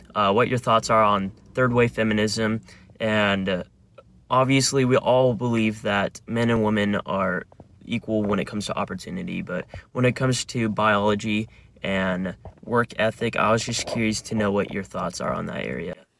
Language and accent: English; Gilbert, Arizona, United States; I am eighteen years old and I'm from Gilbert, Arizona